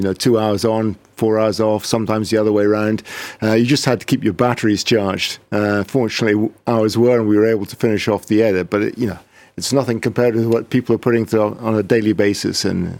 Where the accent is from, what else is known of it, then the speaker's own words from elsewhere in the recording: Scotland, United Kingdom; I'm Scottish